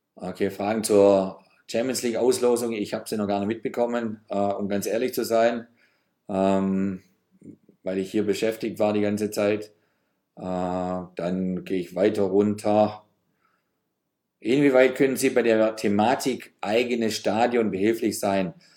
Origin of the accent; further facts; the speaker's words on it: Geislingen, Baden-Württemberg, Germany; now in Berlin, Germany; wenn ich mal wieder in meiner Heimatstadt Geislingen bin, im Schwabenland.